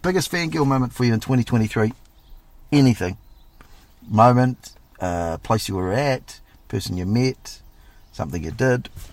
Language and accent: English; New Zealand